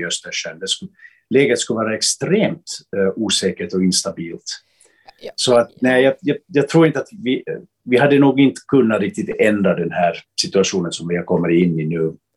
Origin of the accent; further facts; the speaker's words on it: Finland; som finländare